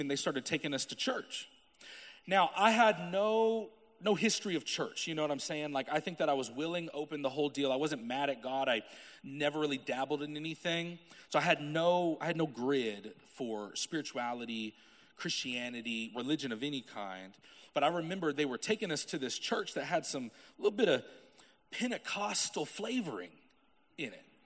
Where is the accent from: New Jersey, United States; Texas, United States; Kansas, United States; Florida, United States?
Kansas, United States; Topeka; I'm from Topeka, Kansas